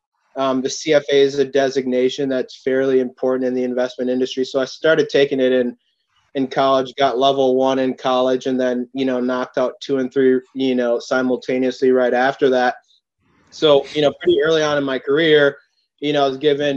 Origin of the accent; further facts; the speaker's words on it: Oakdale, Minnesota, United States; also born or lived in New York; was raised in a suburb of St. Paul, Oakdale, Minnesota